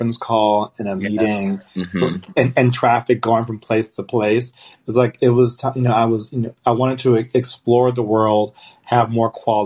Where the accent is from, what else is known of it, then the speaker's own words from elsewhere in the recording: Los Angeles, California, United States; I'm from Los Angeles